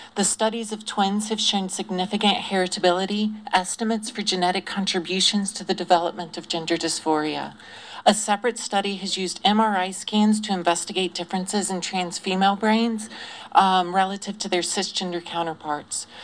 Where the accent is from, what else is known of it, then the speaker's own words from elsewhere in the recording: Greenville, South Carolina, United States; I grew up in Greenville, South Carolina, in a very unaccepting family